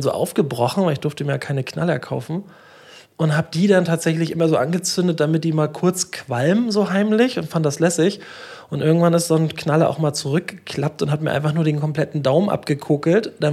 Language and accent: German; Schwerin, Mecklenburg-Vorpommern, Germany; Das esse ich also immer, wenn ich in meine Heimat fahre, nach Schwerin so gerne.